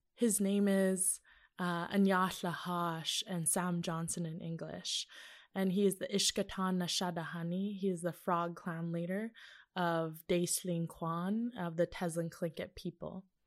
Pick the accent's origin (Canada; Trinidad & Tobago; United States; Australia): Canada; Teslin, Yukon; ever since a small child growing up in Teslin, Yukon